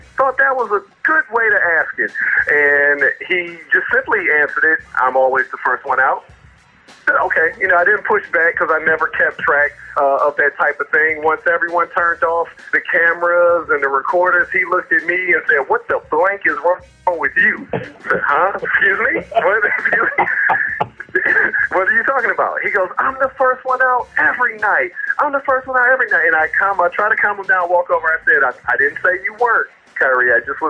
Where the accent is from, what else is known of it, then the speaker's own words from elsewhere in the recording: Cleveland, Ohio, United States; I'm from Cleveland